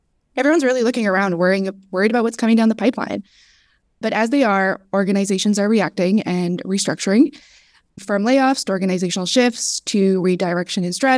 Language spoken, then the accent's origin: English; Canada; moved away as an adult; now in Southern California, United States; Pronouns are she, her. I am a Lebanese Canadian that recently traded the cold Canadian winters for the sunny SoCal weather, thanks to remote work.